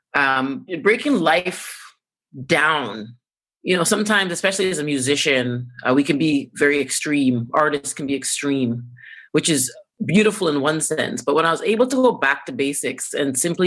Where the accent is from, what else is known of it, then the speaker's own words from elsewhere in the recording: Jamaica; I'm Jamaican